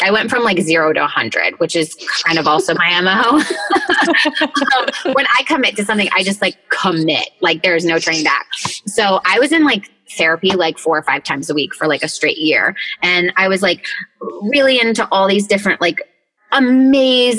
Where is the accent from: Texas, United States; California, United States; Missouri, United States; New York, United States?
New York, United States; Rochester; I was born in Rochester, New York, which is like a little small town, like up in like BFE freaking New York.